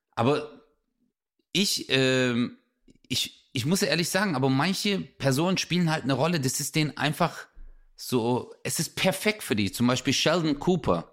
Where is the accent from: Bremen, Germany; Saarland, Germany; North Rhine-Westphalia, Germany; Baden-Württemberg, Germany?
Baden-Württemberg, Germany; Swabia; accent: Swabian; ich rede Schwäbisch